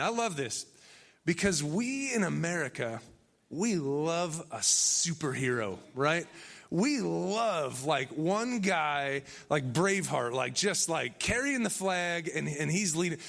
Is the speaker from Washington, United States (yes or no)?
no; Benton Harbor, Michigan, United States; moved away; also born or lived in Chicago; I'm really from Michigan